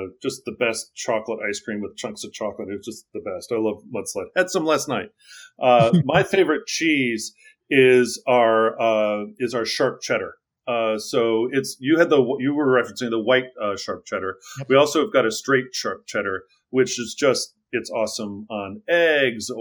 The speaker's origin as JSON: {"language": "English", "town": "Wilmette", "region": "Illinois", "country": "United States", "tie": "born or raised there", "said": "I grew up outside of Chicago in a northern suburb called Wilmette."}